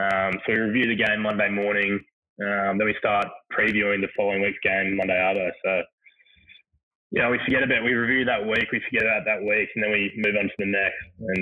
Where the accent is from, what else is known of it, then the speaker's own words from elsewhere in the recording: Queensland, Australia; born there; Obviously, I was born in Queensland.